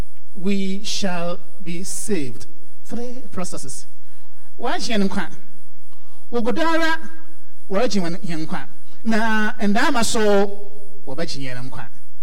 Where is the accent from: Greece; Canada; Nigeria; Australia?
Nigeria; Hey, I'm so from Nigeria.